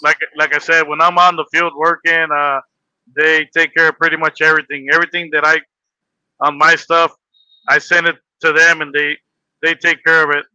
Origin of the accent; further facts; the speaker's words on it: Los Angeles, California, United States; now in Las Vegas, United States; I was born in Los Angeles, California